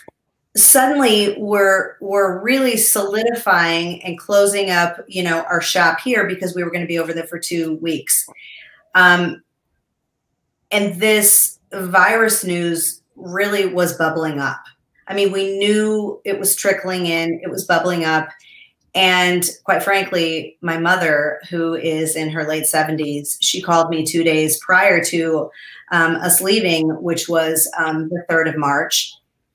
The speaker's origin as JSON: {"language": "English", "region": "Colorado", "country": "United States", "said": "we're from Colorado"}